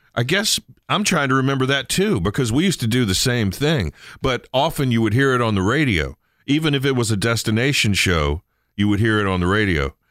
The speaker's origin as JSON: {"language": "English", "area": "Eastern Shore", "region": "Maryland", "country": "United States", "tie": "born or raised there", "moved": "yes", "said": "when I was growing up on the Eastern Shore"}